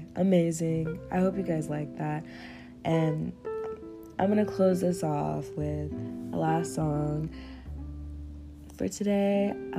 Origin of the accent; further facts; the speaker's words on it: Kansas, United States; I'm from Kansas. Anyway, Kansas is like the epicenter right now of where all the pollen is, and I'm dying.